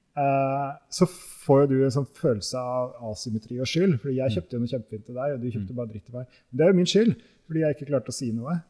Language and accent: Norwegian; Norway; som nordmenn i dag